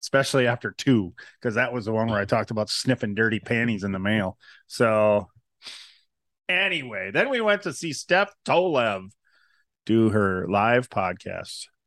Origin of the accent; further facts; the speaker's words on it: Wisconsin, United States; we're from Wisconsin